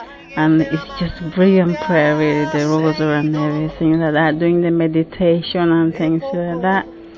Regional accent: Uganda; I come from Uganda, 27 years old.

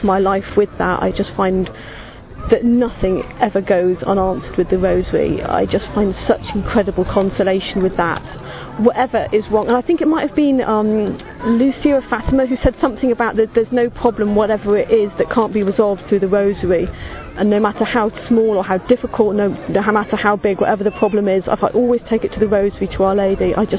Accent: Malvern, West Midlands, United Kingdom; I come from Malvern in the Diocese of Birmingham

